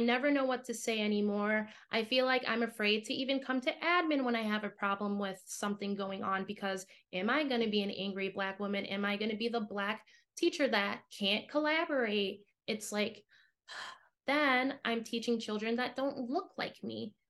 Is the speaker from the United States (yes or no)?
yes; United States; moved away as an adult; also born or lived in Chicago / Shanghai; me as an American educator